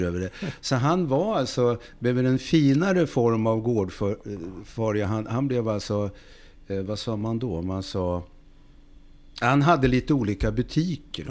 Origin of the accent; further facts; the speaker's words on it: Uppsala, Uppsala County, Sweden; Jag är född i Uppsala